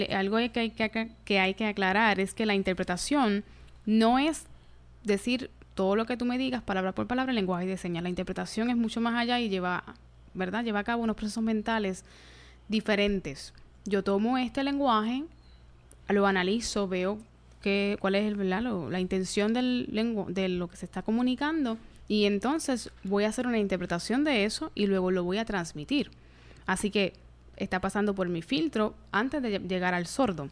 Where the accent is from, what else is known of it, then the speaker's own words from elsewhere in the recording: Yabucoa, Puerto Rico; Yo soy original de Yabucoa